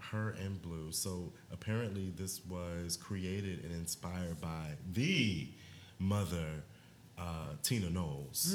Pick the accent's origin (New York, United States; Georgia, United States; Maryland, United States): Maryland, United States; I am from Maryland